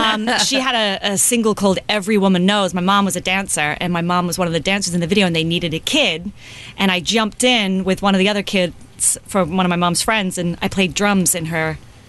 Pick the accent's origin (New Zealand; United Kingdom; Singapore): United Kingdom; England; now in United States; I grew up in England, so I didn't have the same reference as my husband, who's American-born